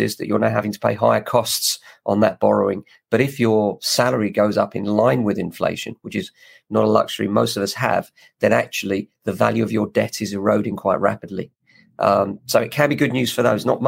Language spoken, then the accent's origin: English; England, United Kingdom; Very proud of being English